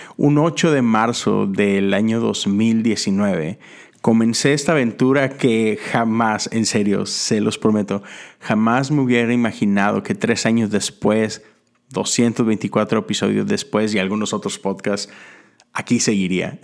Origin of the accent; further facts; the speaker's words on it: Mexico; Yo soy de México